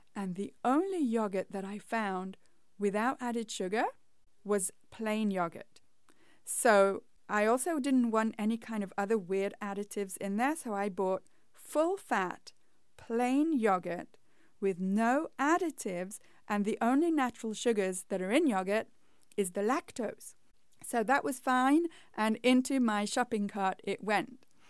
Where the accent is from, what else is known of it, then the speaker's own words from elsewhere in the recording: England, United Kingdom; moved away; when I was growing up in England, that was like the staple at our house